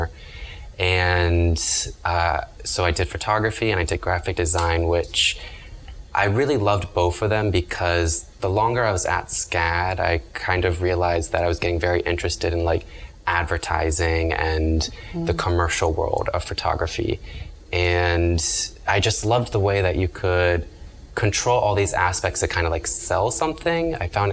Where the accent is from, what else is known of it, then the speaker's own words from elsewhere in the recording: Annapolis, Maryland, United States; moved away as an adult; also born or lived in Savannah, Georgia; now in Miami, United States; I left my hometown of Annapolis, Maryland